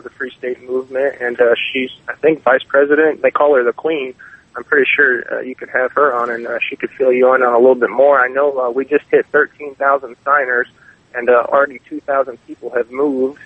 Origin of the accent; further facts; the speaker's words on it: Texas, United States; I'm from the Texas area